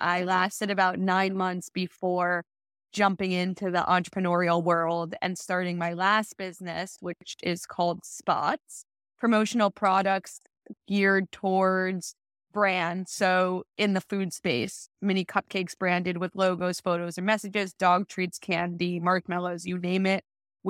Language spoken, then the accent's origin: English; New York City, New York, United States; I'm in Prospect Heights, Brooklyn, but I grew up on the Upper East Side.